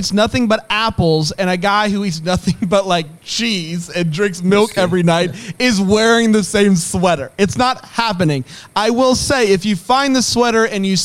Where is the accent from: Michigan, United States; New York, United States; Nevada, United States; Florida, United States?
Florida, United States; moved away; I grew up in Florida